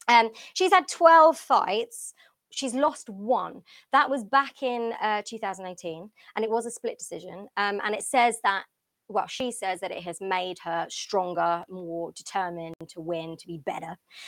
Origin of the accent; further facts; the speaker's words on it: London, United Kingdom; And obviously, I'm from London. I'm from the UK.